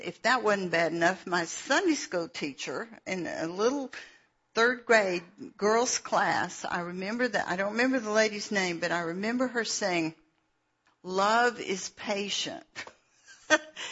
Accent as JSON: {"language": "English", "town": "Atlanta", "region": "Georgia", "country": "United States", "tie": "born or raised there", "said": "I was born in Atlanta"}